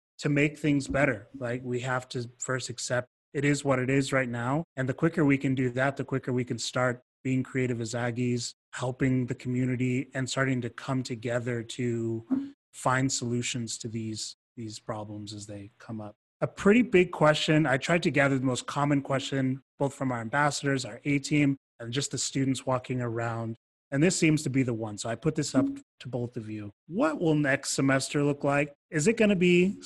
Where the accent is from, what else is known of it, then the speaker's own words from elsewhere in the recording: Georgia, United States; now in Utah, United States; I'm from Georgia